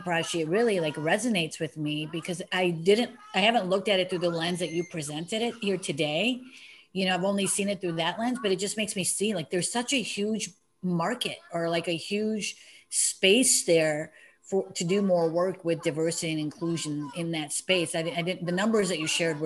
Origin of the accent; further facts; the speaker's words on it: United States; I was from America